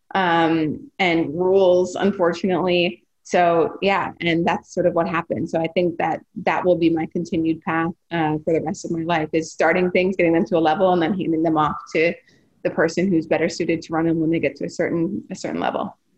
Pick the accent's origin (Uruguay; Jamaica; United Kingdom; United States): United States; North Dakota; now in Philadelphia, United States; growing up in North Dakota